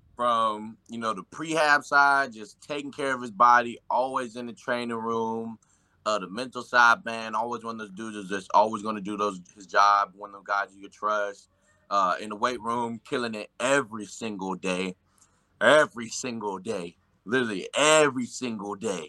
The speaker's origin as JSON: {"language": "English", "town": "Nashville", "region": "Tennessee", "country": "United States", "moved": "yes", "said": "I'm from Nashville, I'm from the Nashville area"}